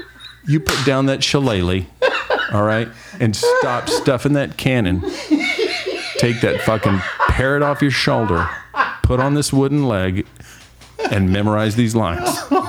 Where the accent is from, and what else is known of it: New Mexico, United States